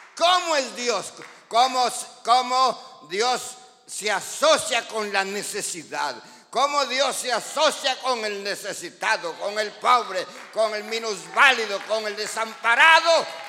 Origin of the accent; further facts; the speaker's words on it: Guatemala; los que somos de Guatemala